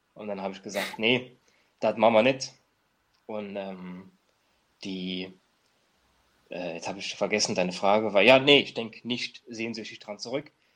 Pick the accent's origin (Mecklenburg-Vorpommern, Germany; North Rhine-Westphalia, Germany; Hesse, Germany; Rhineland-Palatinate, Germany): Rhineland-Palatinate, Germany; near Trier; ich komme ja aus Trier, aus der Nähe von Trier, wir haben keine Straßenbahn, keine U-Bahn